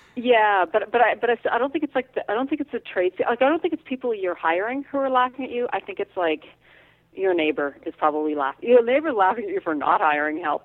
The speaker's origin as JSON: {"language": "English", "region": "Alberta", "country": "Canada", "tie": "born or raised there", "moved": "yes", "said": "I grew up in Alberta, where farms are thousands of acres."}